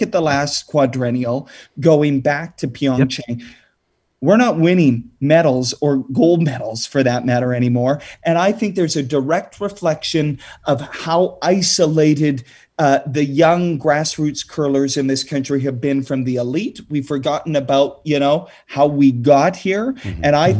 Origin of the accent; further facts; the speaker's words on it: Saskatoon, Saskatchewan, Canada; growing up in Saskatchewan, where, you know, long cold winter nights, we've got the curling rinks